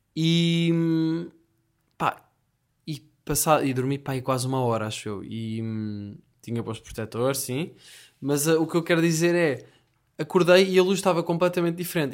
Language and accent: Portuguese; Portugal; also born or lived in Lisbon; sou Tuga